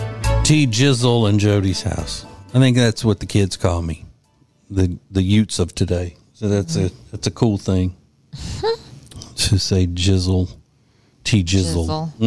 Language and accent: English; Winfield, Louisiana, United States; As they say in my hometown of Winfield, Louisiana